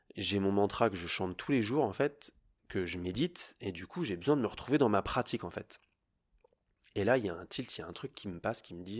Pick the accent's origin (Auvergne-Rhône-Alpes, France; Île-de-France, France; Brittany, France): Île-de-France, France; Paris; moi je viens de Paris, donc j'aime la ville.